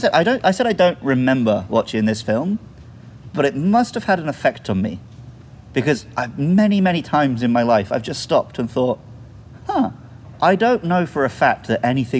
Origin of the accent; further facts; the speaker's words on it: United Kingdom; as a Brit, generally, we do kind of side with the villains a lot.